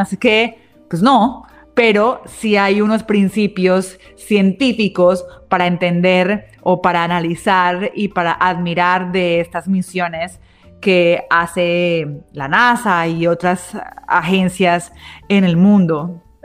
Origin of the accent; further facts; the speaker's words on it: Colombia; como colombianos